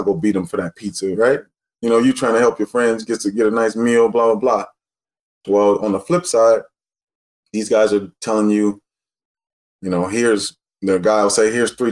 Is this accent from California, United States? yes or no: yes; Los Angeles, California, United States; also born or lived in Texas; I'm from L.A.